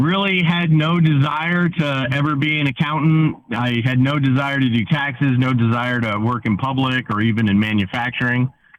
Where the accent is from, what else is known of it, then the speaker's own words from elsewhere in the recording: Troy, New York, United States; Yes, I am. Uh-huh. I grew up in South Troy. So if you know Troy at all, there's Troy and South Troy.